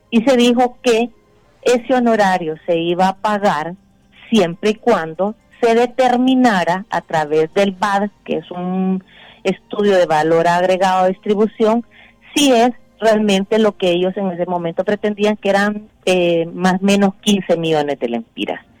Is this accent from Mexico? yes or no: no; Honduras; Pero a mí como hondureña, Rómulo, por supuesto que sí.